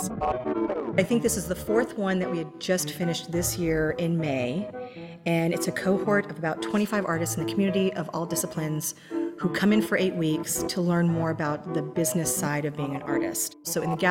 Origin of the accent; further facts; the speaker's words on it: Central Texas, United States; moved away as an adult; also born or lived in Philadelphia; now in Wichita, United States; I grew up in Central Texas